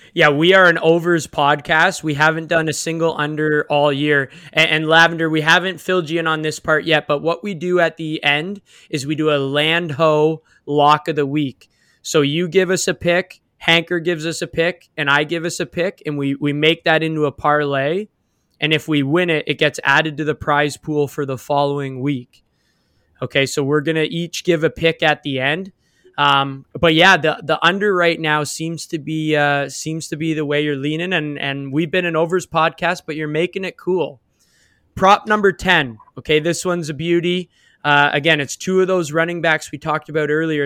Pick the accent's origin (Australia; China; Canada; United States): Canada; we're from Canada